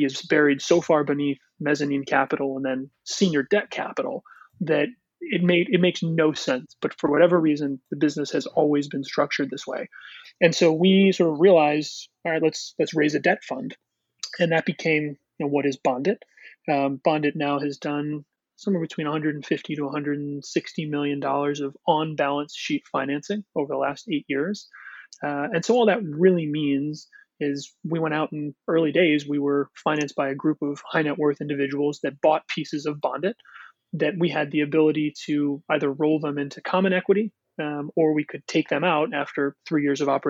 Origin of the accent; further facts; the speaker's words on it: Connecticut, United States; Both my partner and I were born and raised in Connecticut